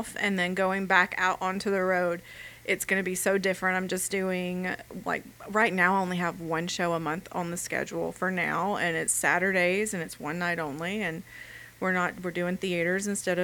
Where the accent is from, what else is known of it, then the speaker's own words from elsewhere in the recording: Alabama, United States; moved away; I'm from Alabama